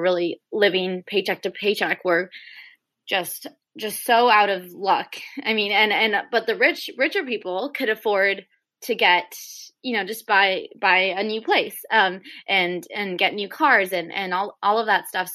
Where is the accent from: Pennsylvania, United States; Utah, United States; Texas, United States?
Texas, United States; Houston; I'm from Houston